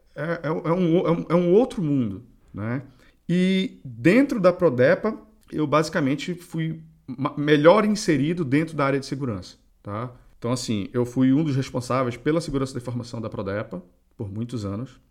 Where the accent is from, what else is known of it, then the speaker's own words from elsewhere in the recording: Belém, Pará, Brazil; nós dois acho que somos paraenses